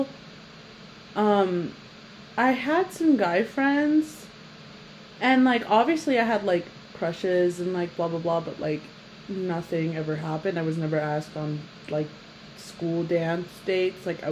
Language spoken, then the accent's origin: English; Utah, United States; It was weird growing up in Utah